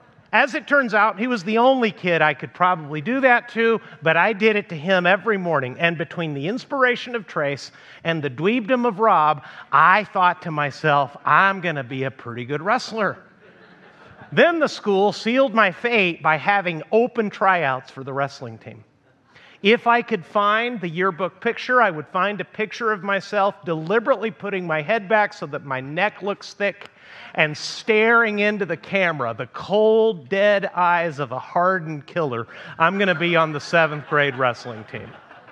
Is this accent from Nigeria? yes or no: no; Mexico; also born or lived in United States; you know I grew up in Mexico, and that means that when my parents took a year in my seventh grade year of schooling to come back to the United States